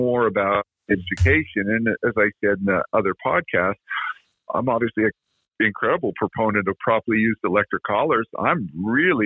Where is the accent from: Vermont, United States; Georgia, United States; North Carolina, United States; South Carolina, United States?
Vermont, United States; I came from Vermont